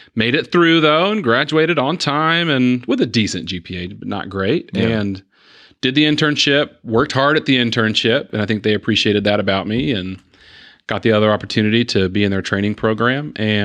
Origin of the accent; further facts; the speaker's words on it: Chattanooga, Tennessee, United States; also born or lived in Huntsville; So I was born in Huntsville, Alabama, but we moved to Chattanooga, Tennessee. 6 months after I was born.